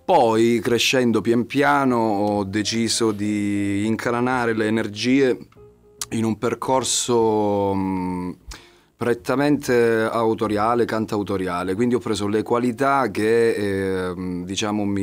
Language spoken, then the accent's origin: Italian; Bagnara, Calabria, Italy; Io sono di Bagnara.